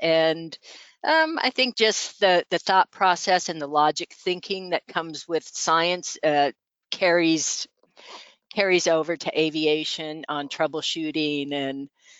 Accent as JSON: {"language": "English", "region": "Alaska", "country": "United States", "tie": "born or raised there", "said": "growing up in Alaska."}